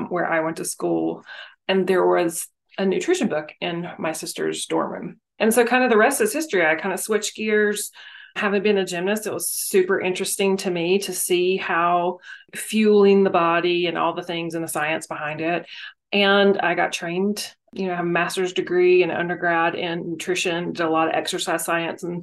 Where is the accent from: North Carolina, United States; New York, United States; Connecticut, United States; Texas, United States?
North Carolina, United States; moved away as an adult; also born or lived in Memphis, Tennessee; now in Las Vegas, United States; I grew up in North Carolina, lived in Memphis for 15 years